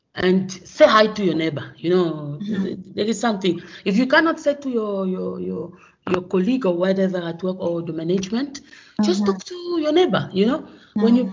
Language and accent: English; Gabon; moved away as an adult; also born or lived in Congo / France; now in South Africa; born in Congo, but I grew up in Gabon.